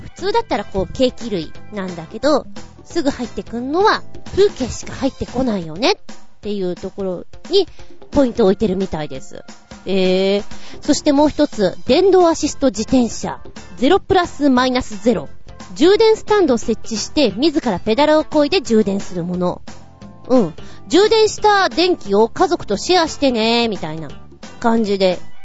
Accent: Tokyo, Japan; also born or lived in Oyama; 私が使っていた、生まれ育ったところです。今現在も東武東上線沿線にいます。

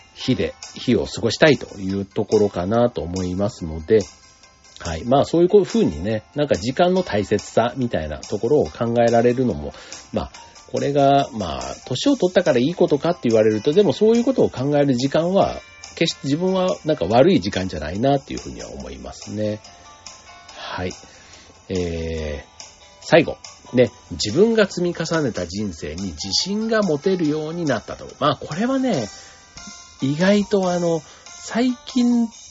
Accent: Osaka, Japan; moved away as an adult; 実家みたいなところ、ね、離れて、大阪のを離れてもうね、二十数年になりますけども

